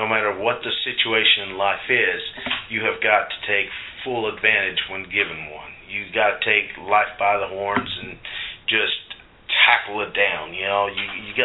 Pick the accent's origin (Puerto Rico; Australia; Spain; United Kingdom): Puerto Rico; I was born in Puerto Rico, raised from an upper middle class family